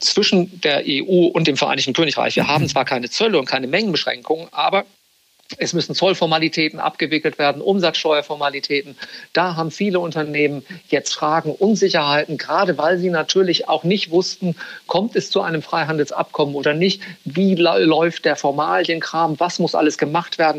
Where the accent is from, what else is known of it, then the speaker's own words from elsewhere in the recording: Bremen, Germany; moved away as an adult; also born or lived in Frankfurt; now in London, United Kingdom; Ich bin gebürtiger Bremer, also aus Norddeutschland